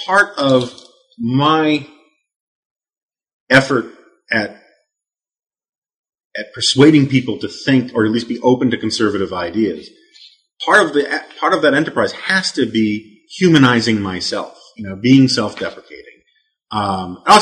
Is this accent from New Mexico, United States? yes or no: no; New York City, New York, United States; growing up on the Upper West Side of Manhattan